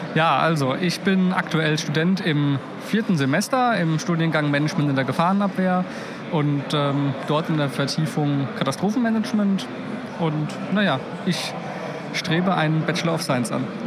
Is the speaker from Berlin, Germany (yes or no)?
no; Mainz, Rhineland-Palatinate, Germany; now in Potsdam, Germany; bin aber eigentlich gebürtiger Mainzer